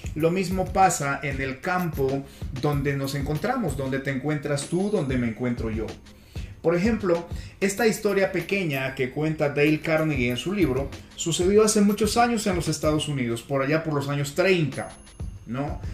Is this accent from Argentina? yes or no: no; Peru; now in Colombia; Nací en Perú hace unas décadas atrás y ahora radico en Colombia desde donde me estoy comunicando contigo